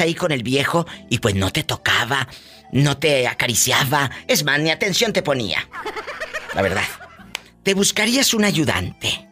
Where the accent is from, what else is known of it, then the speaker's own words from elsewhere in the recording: Matamoros, Tamaulipas, Mexico; yo soy de Matamoros, Tamaulipas